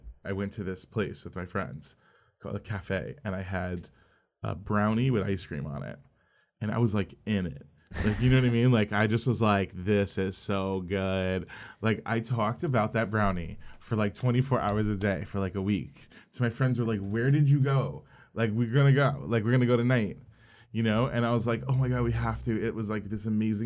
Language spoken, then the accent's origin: English; South Florida, United States; also born or lived in Brooklyn, New York; we moved to Florida when I was like 7. And then I grew up in South Florida